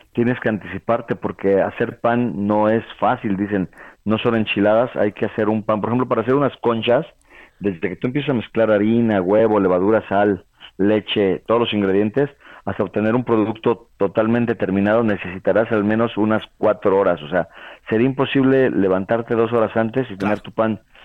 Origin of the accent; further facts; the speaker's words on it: Toluca, State of Mexico, Mexico; moved away as an adult; also born or lived in Puebla / France; me fui, me de Toluca a vivir a Puebla